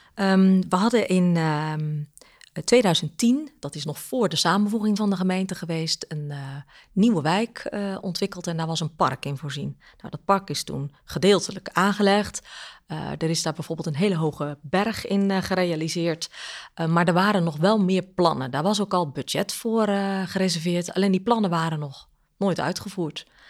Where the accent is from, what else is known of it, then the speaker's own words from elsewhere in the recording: Goeree-Overflakkee, South Holland, Netherlands; Ik ben daar geboren en, en opgegroeid. Echt eilander.